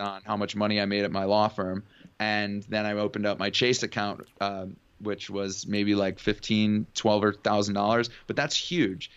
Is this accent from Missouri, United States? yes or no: no; Cleveland, Ohio, United States; moved away as an adult; also born or lived in Oxford, Ohio / Houston, Texas; now in California, United States; growing up in Cleveland, Ohio, I went to high school there